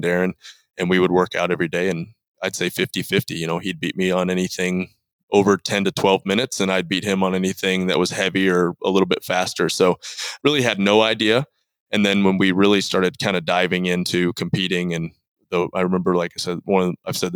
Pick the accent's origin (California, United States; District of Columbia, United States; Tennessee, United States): Tennessee, United States; Cookeville; also born or lived in Michigan; moved to Tennessee when I was 4 and a half, 5. I've lived in Tennessee ever since in Cookeville, Tennessee.